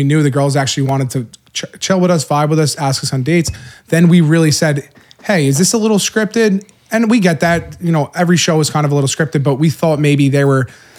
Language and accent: English; East Coast, United States; we're from the East Coast, man.